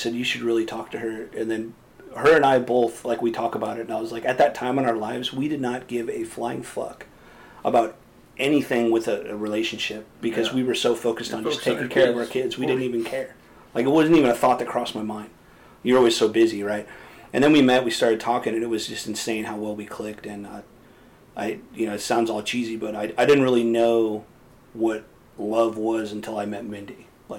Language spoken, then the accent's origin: English; California, United States; also born or lived in Los Angeles / Sacramento; Originally from California. I moved around a lot growing up. I spent some time in northern, southern. I was born in L.A., bounced around, ended up in Sacramento area